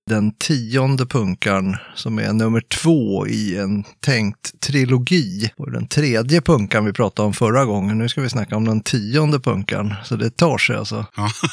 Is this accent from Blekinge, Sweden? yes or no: no; Tyresö, Stockholm County, Sweden; also born or lived in Gävle; jag kommer från Stockholm, eller egentligen är jag född i Gävle, bor i söder om Stockholm, i ett villaområde